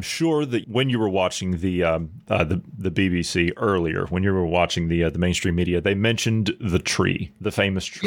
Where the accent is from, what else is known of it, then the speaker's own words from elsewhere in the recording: United States; moved away; I've gone back to my hometown in the U S